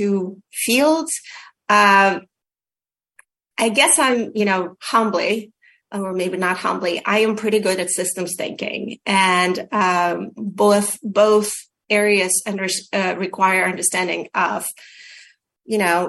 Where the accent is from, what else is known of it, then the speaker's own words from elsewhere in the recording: Ukraine; moved away; if you asked me a couple of years ago, I would say that I come from the Soviet Union, but today I say that I'm from Ukraine